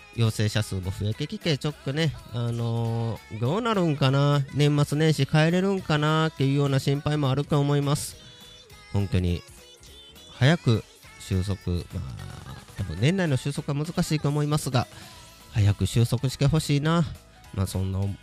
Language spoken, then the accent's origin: Japanese; Kobe, Hyogo, Japan; now in Nagoya, Japan; 小学校の頃はね、神戸に住んでいた